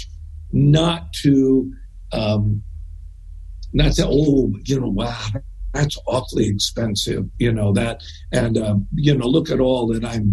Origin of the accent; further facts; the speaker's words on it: Southern California, United States; moved away as an adult; also born or lived in Arcadia, California / San Francisco, California; I grew up in Southern California